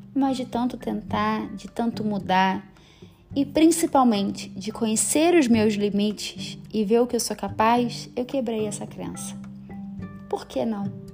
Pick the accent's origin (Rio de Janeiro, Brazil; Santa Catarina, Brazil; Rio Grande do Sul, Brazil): Rio de Janeiro, Brazil; moved away as an adult; now in São Paulo, Brazil; Sou carioca, amo minha cidade